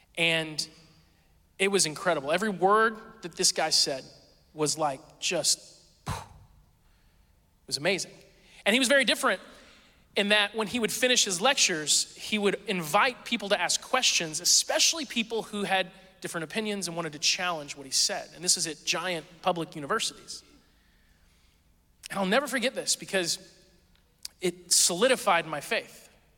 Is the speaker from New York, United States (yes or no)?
no; Springfield, Missouri, United States; born there; I've lived all over the place, but I was born in Springfield, Missouri, southern Missouri, right?